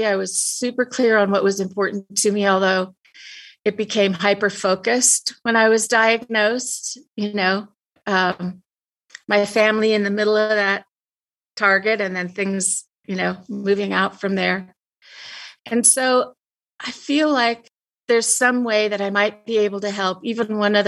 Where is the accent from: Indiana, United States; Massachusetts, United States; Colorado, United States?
Colorado, United States; Denver; moved away as an adult; also born or lived in South Africa / Boulder, Colorado; I'm from Denver, and we now live west of Boulder in the mountains